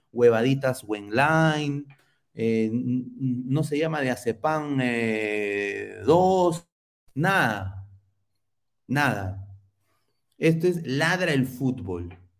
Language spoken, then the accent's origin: Spanish; Lima, Peru; como limeño de pura cepa